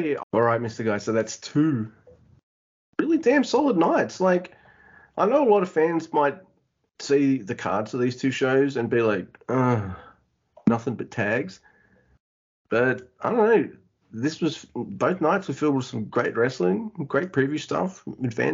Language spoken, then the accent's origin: English; Australia; I'm Australian